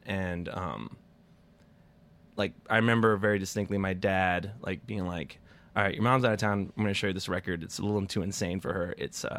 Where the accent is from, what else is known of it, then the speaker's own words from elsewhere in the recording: East Meadow, New York, United States; I'm from Long Island.